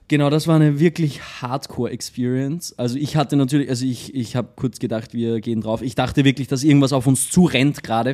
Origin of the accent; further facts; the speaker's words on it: Austria; also born or lived in Linz; bei uns in Österreich